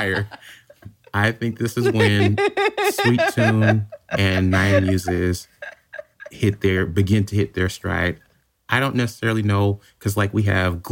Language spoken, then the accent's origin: English; United States; as an American